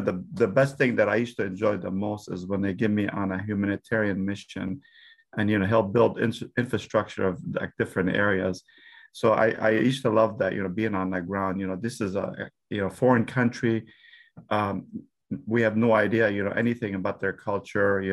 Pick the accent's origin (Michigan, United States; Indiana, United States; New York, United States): Michigan, United States; Dearborn; I was raised in Dearborn. It's why I went to school in Dearborn.